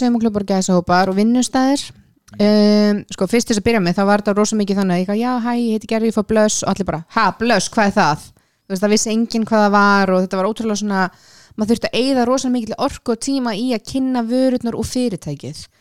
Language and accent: Icelandic; Iceland; ég er sko frá Íslandi